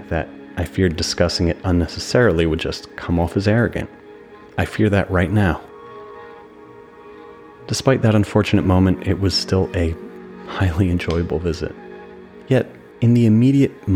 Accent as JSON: {"language": "English", "region": "New Jersey", "country": "United States", "tie": "born or raised there", "said": "my hometown in New Jersey"}